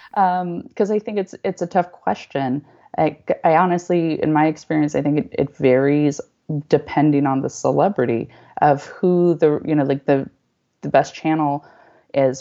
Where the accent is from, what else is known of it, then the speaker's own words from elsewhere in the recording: Northern California, United States; moved away as an adult; also born or lived in Los Angeles / Japan; I'm from Northern California